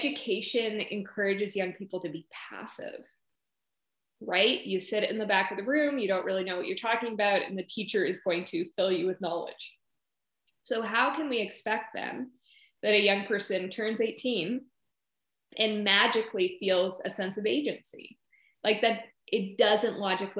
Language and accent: English; the Yukon, Northern Saskatchewan, Canada; moved away; I grew up in Northern Saskatchewan, the Yukon, and really saw firsthand the realities of young people in Canada's north